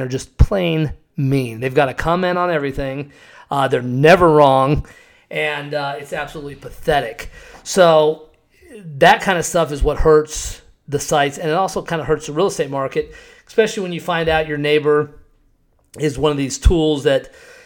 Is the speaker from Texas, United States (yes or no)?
no; Scottsdale, Arizona, United States; also born or lived in Cave Creek, Arizona; Growing up in Scottsdale